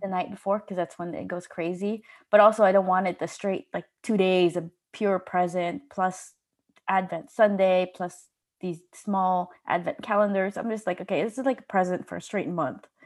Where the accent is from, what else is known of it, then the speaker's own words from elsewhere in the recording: Los Angeles, California, United States; moved away as an adult; now in Denmark; I'm from Los Angeles